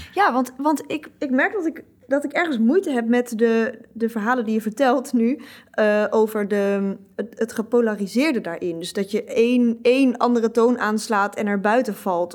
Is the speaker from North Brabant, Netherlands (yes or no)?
no; Twente, Overijssel, Netherlands; now in Amsterdam, Netherlands; ik kom uit Twente